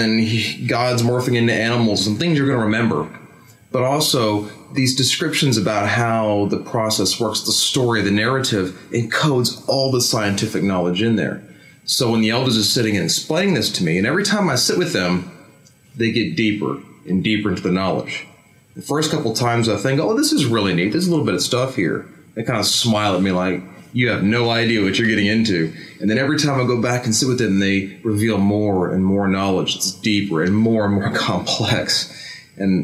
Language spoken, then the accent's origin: English; United States; moved away; as an American